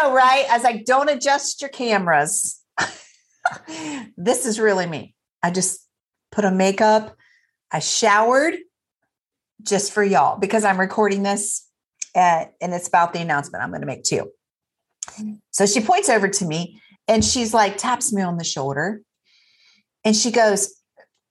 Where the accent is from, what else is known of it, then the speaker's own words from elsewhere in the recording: Troy, Ohio, United States; my hometown, Troy